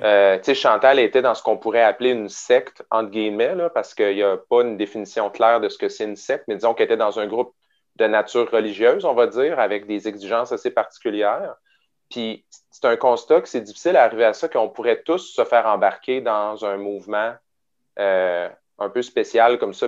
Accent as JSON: {"language": "French", "town": "Quebec City", "region": "Quebec", "country": "Canada", "tie": "born or raised there", "said": "je viens de Québec à l'origine. Fait que j'ai grandi à Beauport, euh, qui est, un, qui est la banlieue de Québec"}